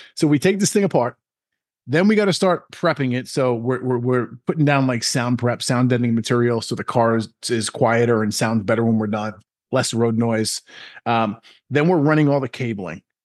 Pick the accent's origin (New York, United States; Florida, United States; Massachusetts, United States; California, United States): New York, United States; Long Island; I'm born and raised in New York, Long Island, New York